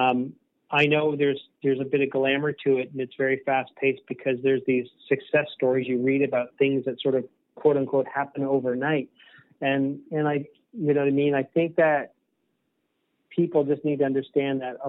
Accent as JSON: {"language": "English", "region": "Eastern Canada", "country": "Canada", "said": "I'm from Eastern Canada"}